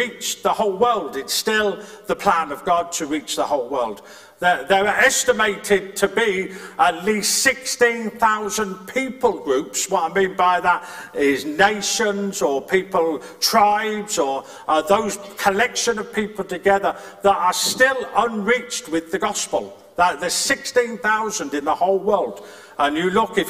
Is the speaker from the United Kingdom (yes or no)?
yes; Birmingham, West Midlands, United Kingdom; moved away; I'm from Birmingham, or you're from a different place, or, where I grew up, there was a very posh place called Four Oaks.